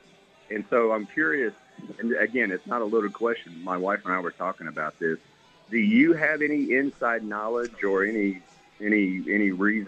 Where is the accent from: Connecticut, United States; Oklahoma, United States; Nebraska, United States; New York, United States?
Oklahoma, United States; Norman; now in San Jose, United States; I live out in the Bay Area. I live in San Jose, but I'm from OU. I grew up in Norman. I'm from Norman High and all that kind of stuff.